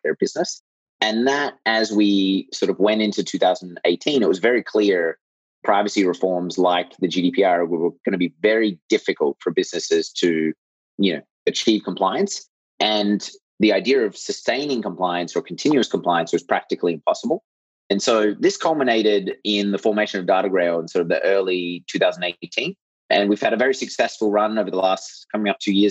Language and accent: English; Australia; moved away as an adult; also born or lived in United States / Europe / Japan; now in Bay Area, United States; I grew up in Australia